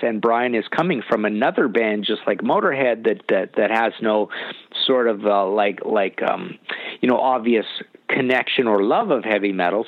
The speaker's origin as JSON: {"language": "English", "region": "British Columbia", "country": "Canada", "said": "I'm from Canada"}